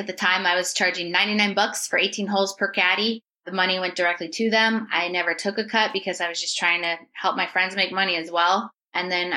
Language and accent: English; New Hampshire, United States; moved away as an adult; also born or lived in Myrtle Beach, South Carolina; born and raised in New Hampshire.